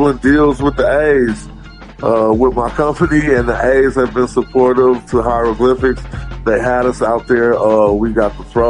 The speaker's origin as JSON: {"language": "English", "town": "Oakland", "region": "California", "country": "United States", "said": "I'm from the Oakland straight up"}